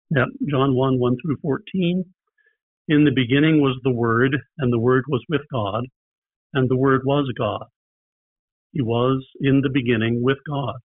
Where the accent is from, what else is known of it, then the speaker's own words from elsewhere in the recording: Richmond, Indiana, United States; also born or lived in Wisconsin / northern Kentucky; now in Bloomington, United States; I grew up in Richmond, but Bloomington is now home.